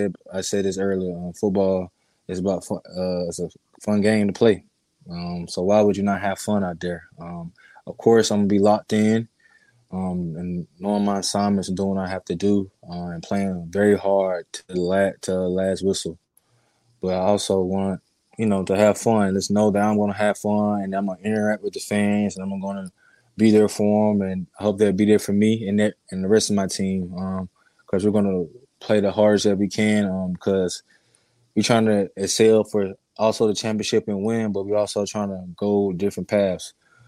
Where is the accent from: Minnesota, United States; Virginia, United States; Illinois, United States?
Virginia, United States; Portsmouth; born there; I was born in Portsmouth, Virginia, which is on the naval base. So I was born there and then left.